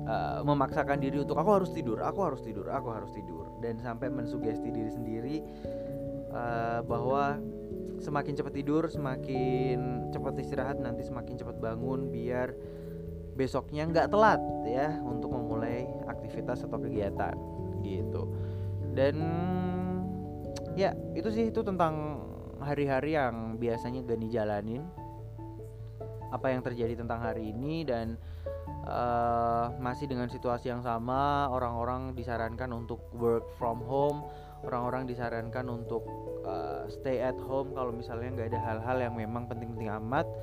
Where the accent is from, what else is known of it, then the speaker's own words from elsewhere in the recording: Yogyakarta, Special Region of Yogyakarta, Indonesia; sebagai orang Jogja gini lebih memilih untuk mengunjunginya kalau pas weekdays aja gitu dan kebetulan untuk di Jogja sendiri